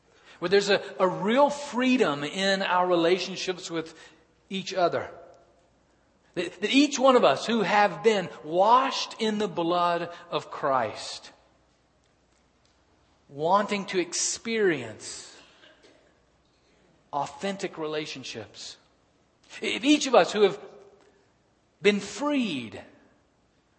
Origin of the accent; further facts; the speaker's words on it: Birmingham, Alabama, United States; I was born and raised in Birmingham, Alabama.